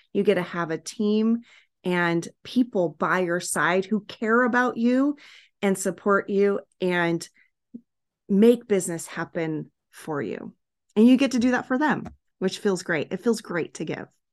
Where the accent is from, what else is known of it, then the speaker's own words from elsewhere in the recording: Hawaii, United States; moved away; also born or lived in California; we lived in Hawaii